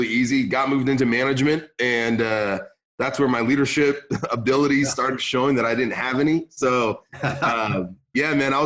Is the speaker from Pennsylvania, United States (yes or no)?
no; San Luis Obispo, California, United States; English is a second language; also born or lived in Beirut, Lebanon; moved to California, Northern California, more Central California, like San Luis Obispo